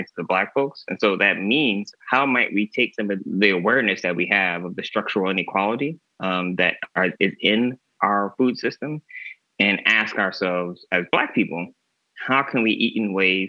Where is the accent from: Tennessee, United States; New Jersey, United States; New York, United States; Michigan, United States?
Michigan, United States; now in California, United States; being in California, so far away from where I grew up in Michigan